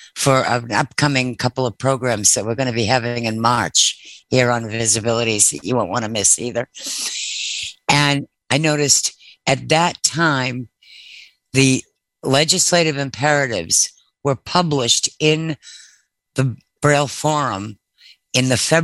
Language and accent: English; Massachusetts, United States; now in Maryland, United States; right around the time I came to Maryland from Massachusetts.